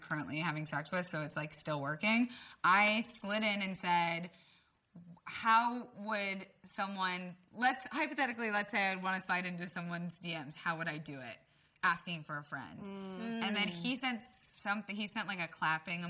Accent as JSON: {"language": "English", "region": "Florida", "country": "United States", "tie": "born or raised there", "said": "I grew up in Florida"}